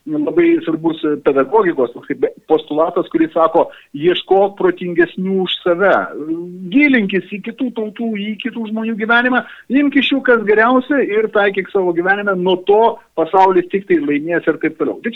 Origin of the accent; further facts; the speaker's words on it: Lithuania; mes lietuviai esame vienintelė nacija visam regione